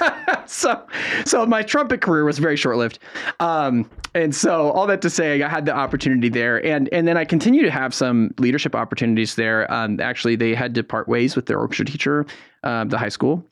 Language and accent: English; San Francisco Bay Area, California, United States; moved away as an adult; also born or lived in Durham, North Carolina; now in North Carolina, United States; I grew up in the San Francisco Bay Area